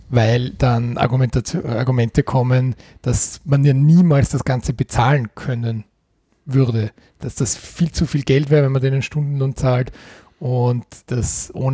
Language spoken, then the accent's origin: German; Eastern Austria, Austria; da gibt es bei uns im Osten Österreichs den Begriff Vereinsmeierei